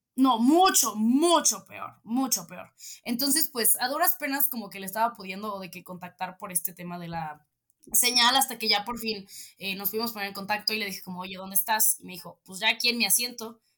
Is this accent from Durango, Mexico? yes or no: no; State of Mexico, Mexico; soy de Estado de México